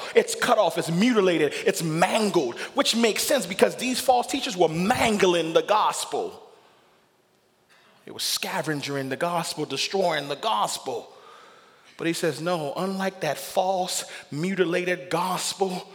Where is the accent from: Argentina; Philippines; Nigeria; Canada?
Nigeria; I'm a Nigerian. I can boast of the fact that I got kings and chiefs in my system